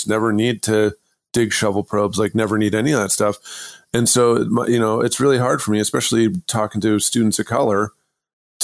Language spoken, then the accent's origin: English; Idaho, United States; I'm from Idaho